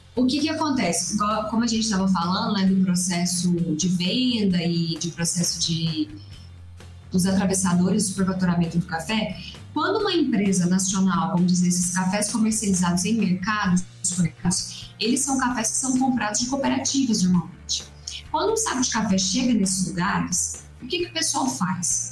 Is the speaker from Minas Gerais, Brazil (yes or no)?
yes; Três Pontas, Minas Gerais, Brazil; Eu sou do sul de Minas Gerais, da cidade de Três Pontas